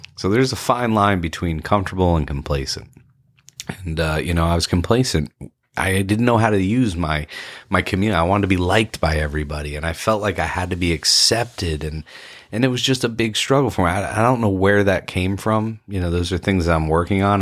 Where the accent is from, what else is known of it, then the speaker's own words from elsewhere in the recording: Ponte Vedra Beach, Florida, United States; I grew up in Ponte Vedra Beach, Florida